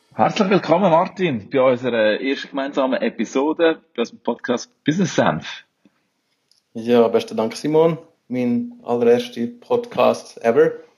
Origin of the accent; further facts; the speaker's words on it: Switzerland; moved away as an adult; now in Brazil; Ich bin Schweizer